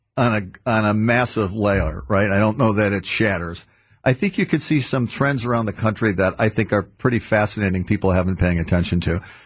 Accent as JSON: {"language": "English", "town": "Wauwatosa", "region": "Wisconsin", "country": "United States", "tie": "born or raised there", "also_born_or_lived": "West Allis, Wisconsin / Washington / Madison, Wisconsin", "said": "I grew up in Wauwatosa in West Dallas. I now live in Monona, Wisconsin."}